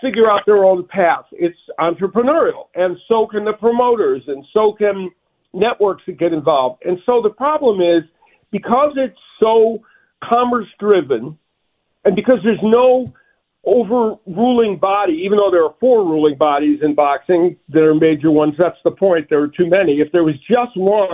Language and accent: English; Chicago, Illinois, United States; moved away; I'm a Midwesterner. I'm from Chicago